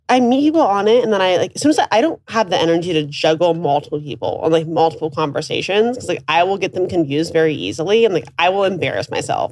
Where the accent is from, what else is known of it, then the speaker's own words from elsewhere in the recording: Alaska, United States; I'm from Alaska.